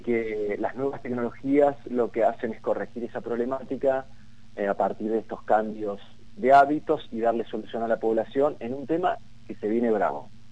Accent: Argentina

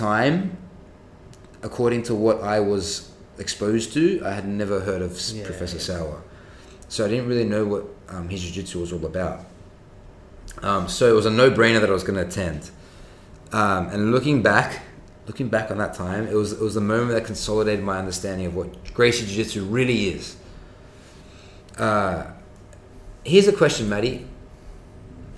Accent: Sydney, New South Wales, Australia

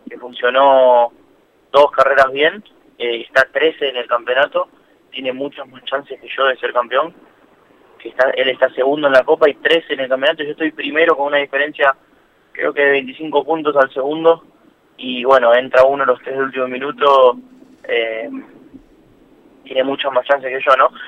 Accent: Lanús, Buenos Aires Province, Argentina; now in Quilmes, Argentina; De Lanús, 23 tengo. Igualmente ahora estoy viviendo en, Quilmes y bueno, eh, siempre viví en, en Capital.

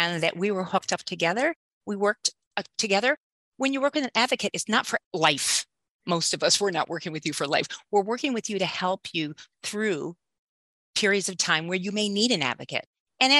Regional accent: Southfield, Michigan, United States; I grew up in Southfield, Michigan

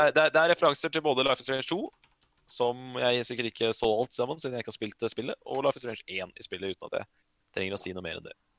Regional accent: Norway; jeg er norsk

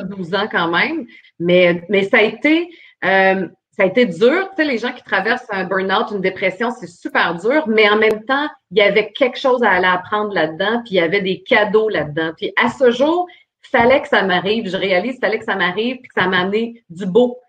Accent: Port-Cartier, Quebec, Canada; moved away; je suis une fille de la Côte-Nord

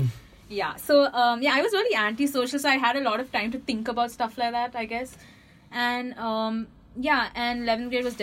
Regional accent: the South, South India, India; I come from the South

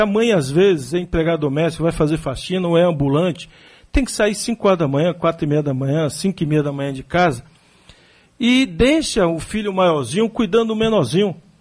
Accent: Salvador, Bahia, Brazil; ela botava para a gente caminhar 3 quilômetros, de onde eu nasci ali, da minha casa, até o Luiz Tarquinho dava 3 quilômetros, a pé

